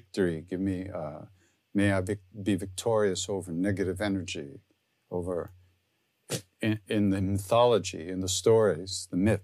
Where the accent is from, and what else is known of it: Long Island, New York, United States